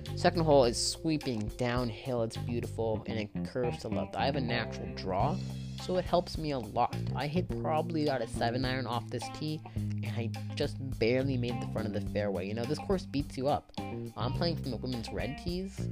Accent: Bay Area, California, United States; I'm from the Bay Area

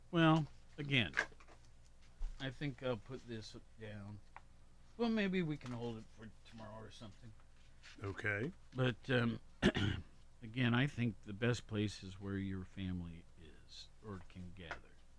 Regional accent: Worthington, Ohio, United States; I grew up in Columbus or Worthington, suburb of Columbus

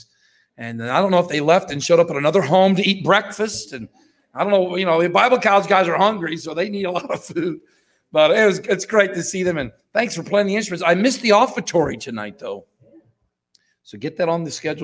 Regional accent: St. Petersburg, Florida, United States; We grew up together in St. Petersburg, Florida

